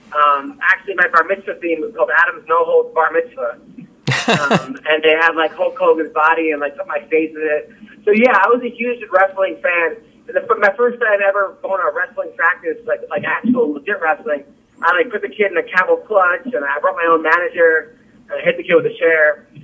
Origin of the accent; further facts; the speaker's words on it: Australia; accent: Australian; I think some people actually want to hear my Australian accent.